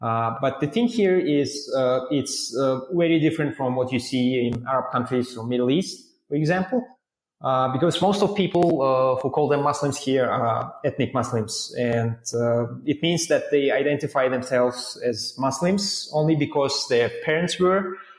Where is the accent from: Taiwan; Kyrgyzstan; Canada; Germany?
Kyrgyzstan; Bishkek; Yes, I was born in Bishkek, which is a capital city, and it was called Frunze back in the time, as we used to be a part of the Soviet Union, and later we got our independence.